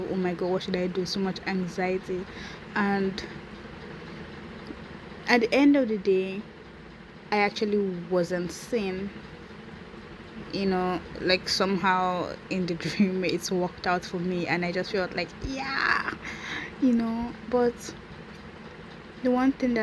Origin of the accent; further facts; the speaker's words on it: Nigeria; So I am from Nigeria, and … is an Igbo name.